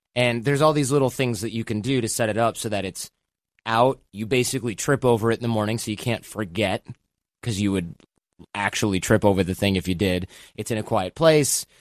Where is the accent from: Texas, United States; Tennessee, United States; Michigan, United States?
Michigan, United States; moved away; also born or lived in New York / Los Angeles; I grew up in Michigan